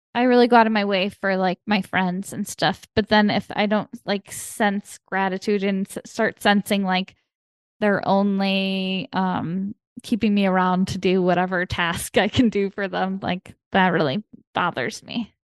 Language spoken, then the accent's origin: English; Chicago, Illinois, United States; now in Los Angeles, United States; I'm from Chicago, I'm from, like, the Midwest